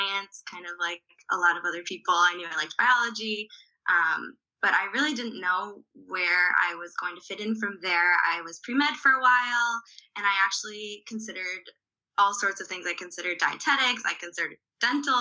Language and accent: English; Wisconsin, United States; I am from Wisconsin.